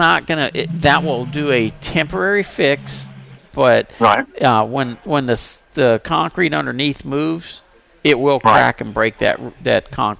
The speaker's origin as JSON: {"language": "English", "town": "Pasadena", "country": "United States", "tie": "born or raised there", "said": "I grew up in Pasadena."}